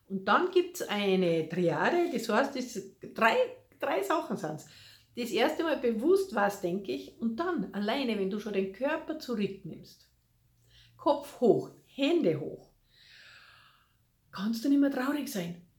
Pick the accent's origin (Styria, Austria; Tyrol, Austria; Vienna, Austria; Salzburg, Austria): Salzburg, Austria; ob es die Festung Hohen Salzburg ist, also ich bin ja aus Salzburg, gell, ganz egal